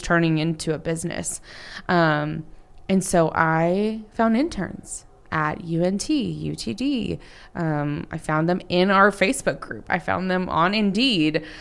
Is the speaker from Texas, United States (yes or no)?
yes; Dallas, Texas, United States; in the North Dallas area